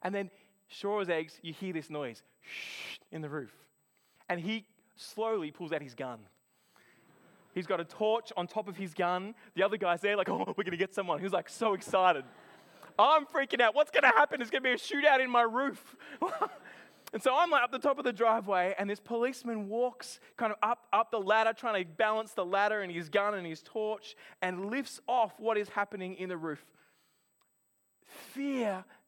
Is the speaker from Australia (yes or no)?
yes; Australia; I come from Australia